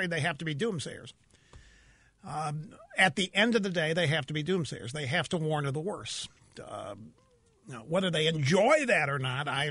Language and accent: English; Missouri, United States; I'm from Missouri.